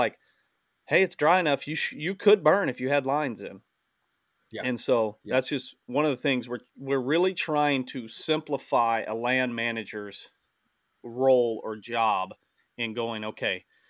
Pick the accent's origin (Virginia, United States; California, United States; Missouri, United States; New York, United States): Missouri, United States; Southern; in Missouri. Um, just because it's my home state